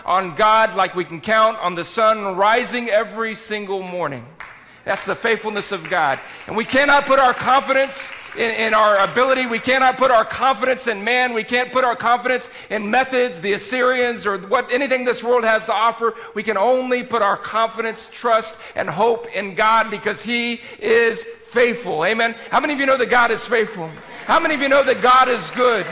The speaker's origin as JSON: {"language": "English", "region": "South Texas", "country": "United States", "tie": "born or raised there", "moved": "yes", "said": "I grew up in South Texas"}